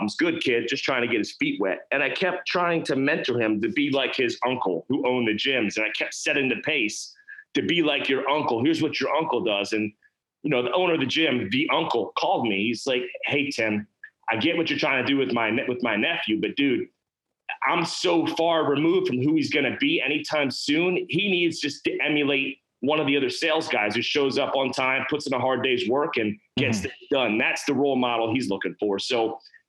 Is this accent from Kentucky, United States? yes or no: no; North Carolina, United States; tattooed dude from North Carolina that started a business